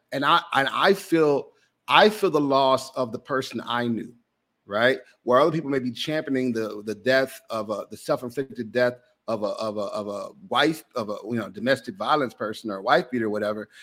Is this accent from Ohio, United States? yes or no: no; Jackson, Mississippi, United States; I grew up in Jackson, Mississippi